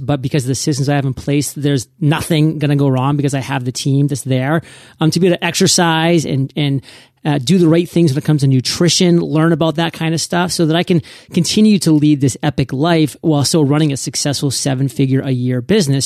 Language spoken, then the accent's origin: English; New England, United States; moved away; I was born and raised in New England.